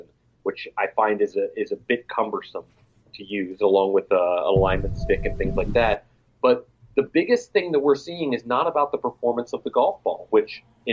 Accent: Florida, United States; my home state

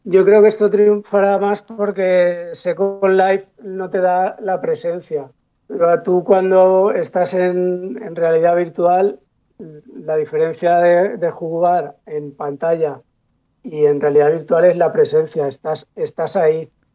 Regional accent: Paterna, Valencian Community, Spain; mi pueblo, que yo soy de Paterna

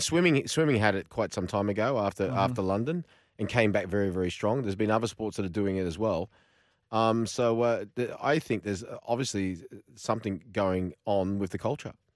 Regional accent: Australia; when I was growing up in Australia

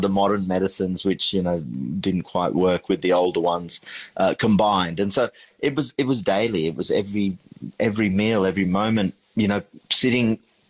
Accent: Sri Lanka; also born or lived in London, United Kingdom; growing up in Sri Lanka, when we left London at the age of 4 and, you know, drove across the world to get to Sri Lanka, that kitchen in our house, which is still standing, it's now nearly 300 years old, was the heart.

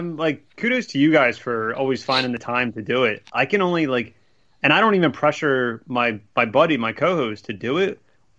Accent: Philadelphia, Pennsylvania, United States; and I'm from Philly.

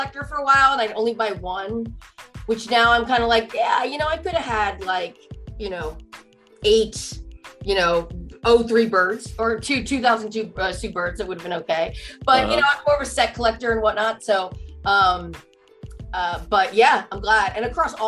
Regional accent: New Jersey, United States; I grew up in Jersey

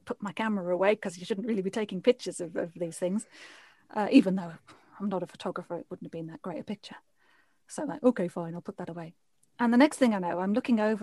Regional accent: United Kingdom; accent: British; also born or lived in Vancouver; I moved back to the UK and I went back to being blonde and my British accent

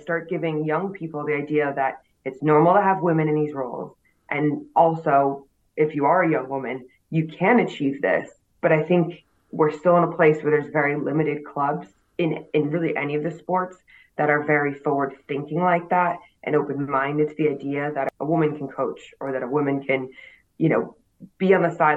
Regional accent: United States; moved away as an adult; now in United Kingdom; as an American

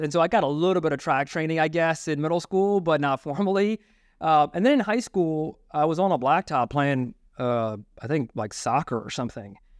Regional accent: Maryland, United States; where we grew up in Maryland

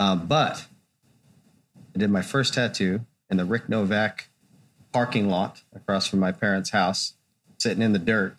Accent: Hesperia, California, United States; also born or lived in Missouri / Texas / Los Angeles; I was born in Missouri, and I lived in Texas for a while, and then I moved to LA when I was a young teenager, and then to Hesperia. And then I kind of spent a lot of time there.

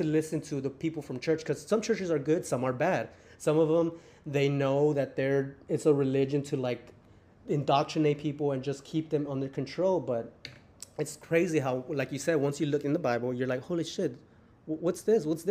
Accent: Mexico; now in United States; I'm from Mexico and I'm in USA

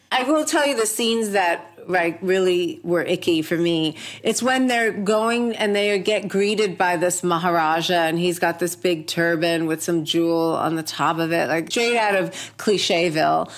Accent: New York, United States; also born or lived in India; I came here from India when I was four, and I've been raised pretty much in America, mostly in New York

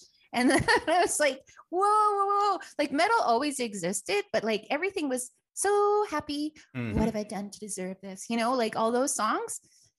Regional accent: Chile; born there; also born or lived in Canada / Quito; so I was born in Chile, lived in Canada for a while, lived in Ecuador for a while.

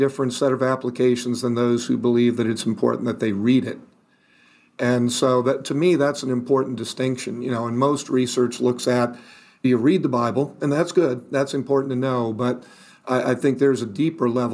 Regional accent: New York City, New York, United States; I was born in Manhattan

